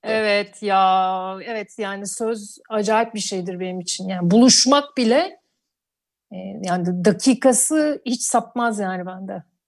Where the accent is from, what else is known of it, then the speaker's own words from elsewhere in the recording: Urla, İzmir, Turkey; moved away as an adult; now in Istanbul, Turkey; ben doğma büyüme oralıyım